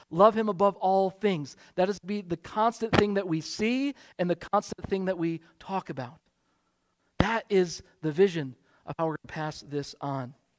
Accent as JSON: {"language": "English", "region": "Michigan", "country": "United States", "tie": "born or raised there", "moved": "yes", "lives_now": "Wheaton, United States", "said": "I grew up in Michigan"}